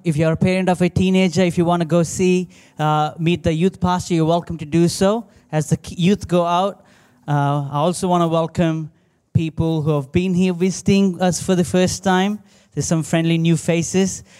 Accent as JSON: {"language": "English", "country": "India", "tie": "born or raised there", "moved": "yes", "lives_now": "Australia", "said": "growing up in India"}